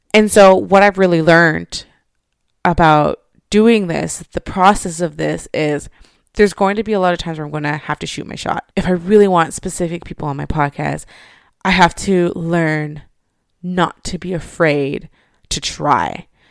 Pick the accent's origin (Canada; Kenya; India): Canada; Montreal, Quebec; I grew up in Montreal.